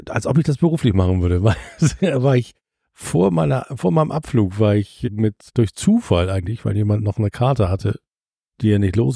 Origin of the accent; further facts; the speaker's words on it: Hamburg, Germany; Leute, ich komme zwar aus St. Pauli, ich habe das nie, aber guckt doch mal auf die andere Seite.